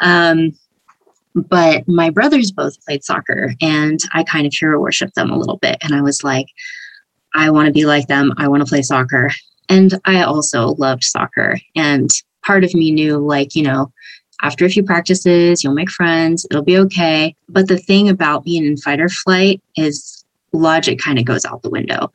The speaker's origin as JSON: {"language": "English", "town": "San Diego", "region": "California", "country": "United States", "said": "I'm from San Diego originally, and I've been here most of my life"}